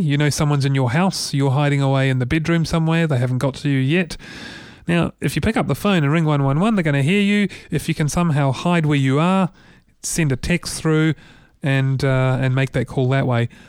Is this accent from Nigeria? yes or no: no; New Zealand; as a New Zealander who cares about creative New Zealanders